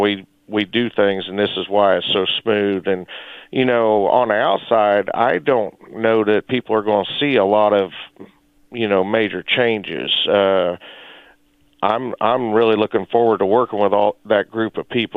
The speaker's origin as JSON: {"language": "English", "town": "Chanute", "region": "Kansas", "country": "United States", "tie": "born or raised there", "said": "I grew up in Chanute, and my father raced at Humboldt Speedway when I was a kid"}